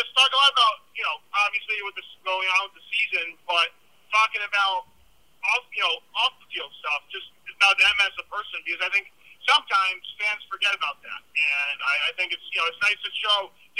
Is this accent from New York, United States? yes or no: yes; Saratoga Springs, New York, United States; I'm from the Saratoga Springs area where the racecourse is, but all my parents went to UB